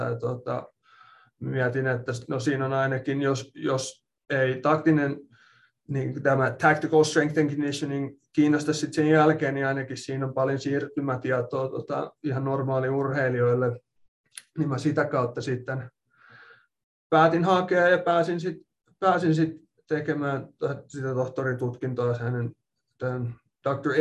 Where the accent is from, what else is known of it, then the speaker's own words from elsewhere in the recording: Espoo, Uusimaa, Finland; moved away as an adult; also born or lived in Loughborough, England / Minnesota, United States / Kentucky, United States / Ohio, United States; now in Utah, United States; olen Espoosta kotoisin ja tota, siellä asunut suurimman osan, tai no ei nyt ehkä voi enää sanoa, että suurimpaa osaa, mutta ainakin puolet elämästä on tullut asuttua Suomessa